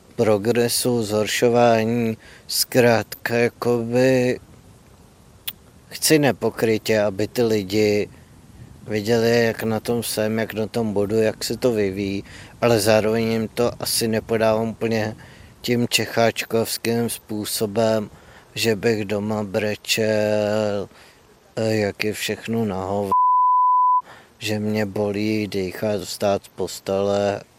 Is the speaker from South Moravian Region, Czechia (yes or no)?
no; Louny, Ústí nad Labem Region, Czechia; pocházím z Loun, což je malé město severozápadně od Prahy